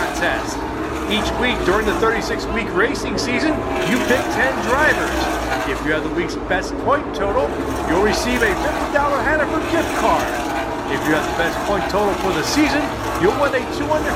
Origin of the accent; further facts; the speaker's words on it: Philadelphia, Pennsylvania, United States; moved away; I grew up in Philadelphia, Philly fan